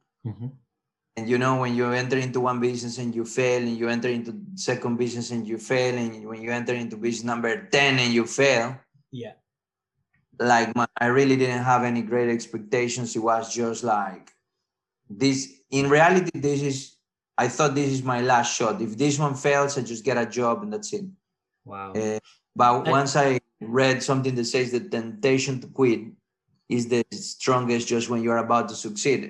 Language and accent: English; Ecuador; English is a second language; moved away as an adult; also born or lived in Italy / France / Barcelona, Spain; I was born in Ecuador. I South America. I moved with my parents to Italy for a few years. Then I came back. They were doing university in Italy. Then I came back to live to Ecuador. I lived there until let's say 20 years old